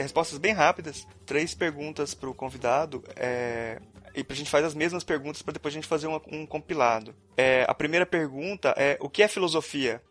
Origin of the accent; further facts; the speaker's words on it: Goiás, Brazil; nós dois somos goianos